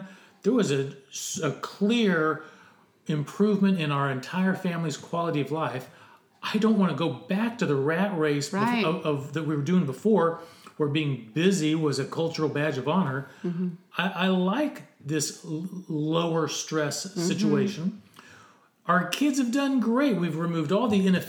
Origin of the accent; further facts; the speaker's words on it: United States; The experience as an American